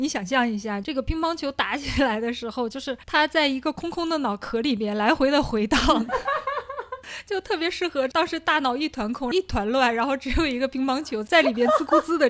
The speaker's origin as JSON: {"language": "Chinese", "region": "Liaoning", "country": "China", "also_born_or_lived": "Shanghai", "accent": "Jiao-Liao Mandarin", "said": "我家这边啊，我们属于是辽宁省，但是我们呢跟大家传统印象上的东北啊口音还不一样。"}